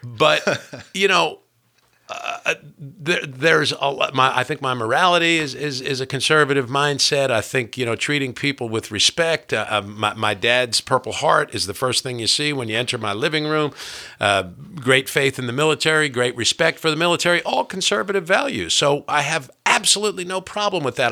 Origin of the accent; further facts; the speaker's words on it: New Jersey, United States; I'm from New Jersey